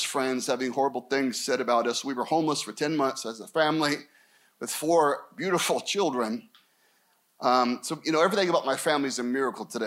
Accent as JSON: {"language": "English", "town": "Scottsdale", "region": "Arizona", "country": "United States", "tie": "born or raised there", "also_born_or_lived": "Anaheim, Orange County", "said": "We moved back to my hometown, Scottsdale."}